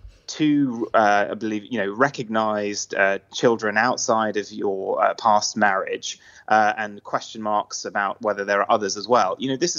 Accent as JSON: {"language": "English", "country": "Luxembourg", "tie": "born or raised there", "also_born_or_lived": "Jersey", "said": "I'm Irish Scottish, but I wasn't raised in the UK. I was kind of raised in Luxembourg and Jersey."}